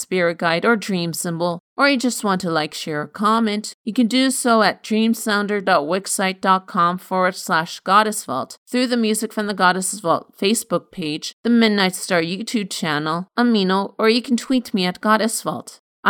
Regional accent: Canada; I am Canadian

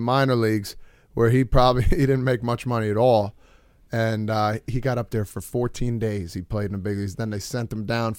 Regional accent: New Jersey, United States; we're from New Jersey

